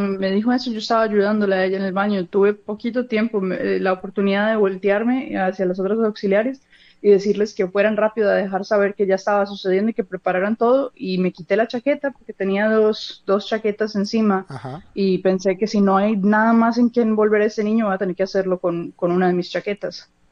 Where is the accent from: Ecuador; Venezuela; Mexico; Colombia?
Colombia; Medellín, Antioquia; moved away as an adult; also born or lived in Los Angeles, United States; now in United States; nací en Los Ángeles y me crié en Colombia, pero en el 2006 me vine yo solo para acá